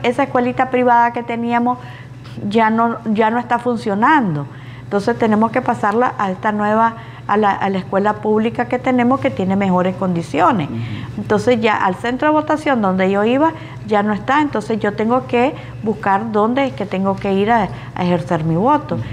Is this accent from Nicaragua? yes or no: yes; Nicaragua; nosotros como nicaragüenses